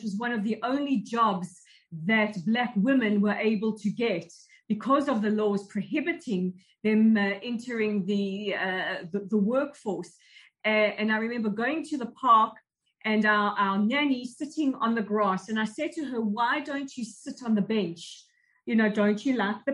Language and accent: English; South Africa; now in Israel; growing up in South Africa at the height of the state of emergency years during the apartheid regime